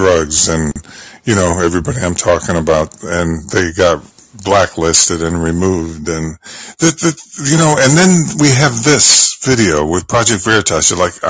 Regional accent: Bridgeport, Connecticut, United States; I came from Bridgeport, Connecticut, you know what I mean? Which Paul Newman called the armpit of America, industrial town.

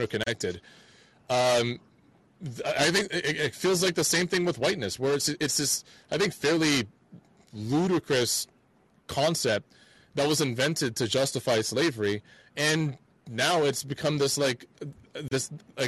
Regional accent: Atlanta, Georgia, United States; Here's this bigger world that we're a part of, but I've learned a lot from my hometown, from Atlanta already.

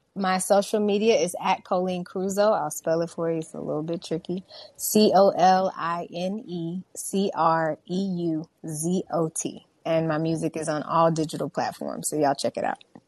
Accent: Houston, Texas, United States; I was born and raised in Houston, Texas

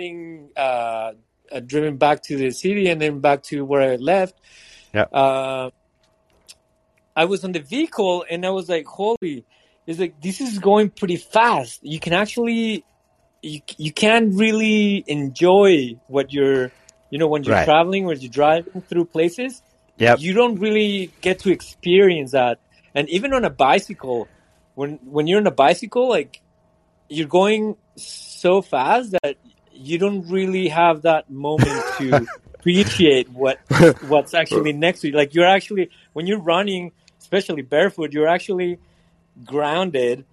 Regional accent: Mexico; now in Montreal, Canada; I grew up in Mexico

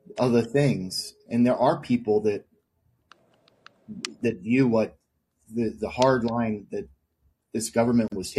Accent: Seattle, Washington, United States; I'm from Seattle

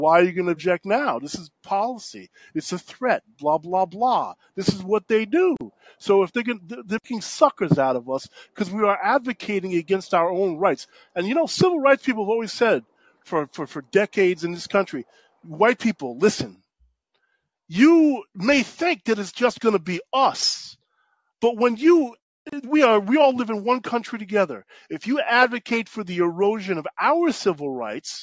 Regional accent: New York City, New York, United States; I grew up in New York City

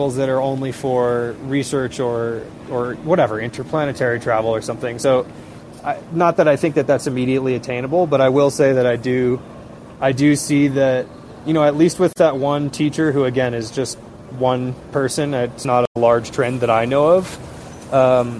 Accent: Seattle, Washington, United States; moved away; I'm originally from Seattle, where there's a big industrial district along the Duwamish River there

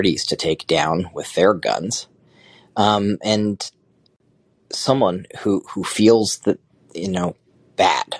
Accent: Connecticut, United States; I'm from Connecticut, and my mom's run a jazz festival for many years

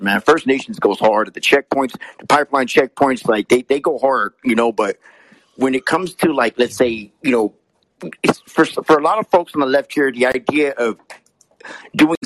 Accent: United States; being American

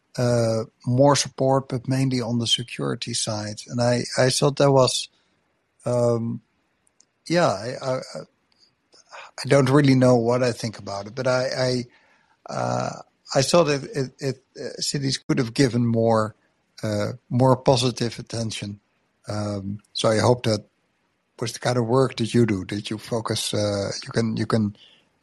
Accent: Netherlands; I come from Netherlands, where biggest city in the country is just 700,000 people.

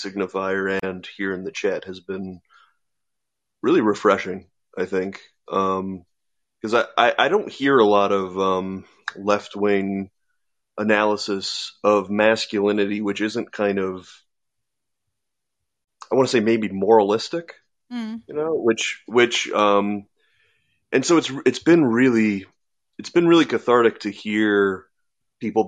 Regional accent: Iowa, United States; I'm from Iowa

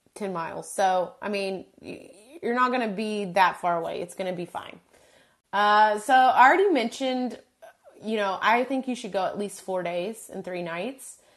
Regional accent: Texas, United States; we are from Texas, we've been to San Antonio so many times

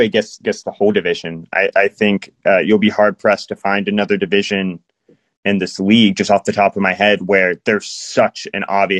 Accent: Dallas, Texas, United States; I am from Dallas.

